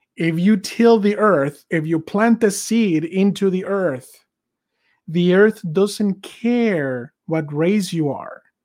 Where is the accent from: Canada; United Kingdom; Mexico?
Mexico; moved away as an adult; now in United States; I was born and raised in Mexico. I came here in 2003